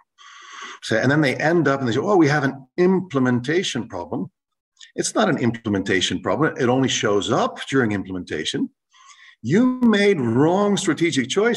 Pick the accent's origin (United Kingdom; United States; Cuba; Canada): Canada; first language English; moved away as an adult; now in Rotterdam, Netherlands; I'm a Canadian by origin who went abroad to study, and I'm still living in Rotterdam